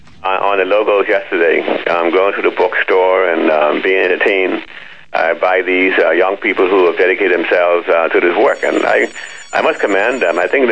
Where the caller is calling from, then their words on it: Freeport, Grand Bahama, Bahamas; I'm calling from Freeport.